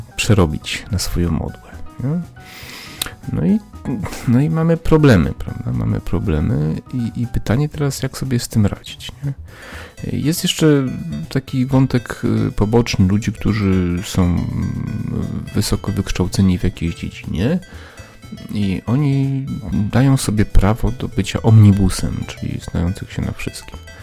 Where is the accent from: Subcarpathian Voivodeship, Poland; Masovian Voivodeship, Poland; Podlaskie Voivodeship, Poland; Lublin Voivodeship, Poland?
Subcarpathian Voivodeship, Poland; Przemyśl; moved away; moje rodzinne miasto Przemyśl